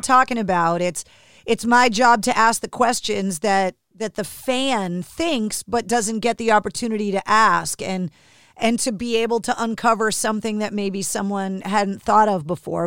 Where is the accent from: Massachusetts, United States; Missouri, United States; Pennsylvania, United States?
Massachusetts, United States; Boston; growing up in New England, in America